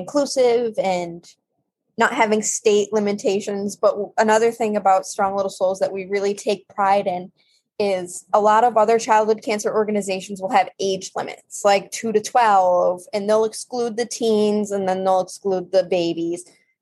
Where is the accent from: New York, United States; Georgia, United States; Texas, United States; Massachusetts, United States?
Massachusetts, United States; I'm from Massachusetts